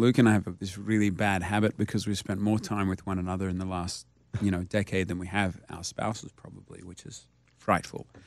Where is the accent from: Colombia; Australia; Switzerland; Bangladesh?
Australia; now in United States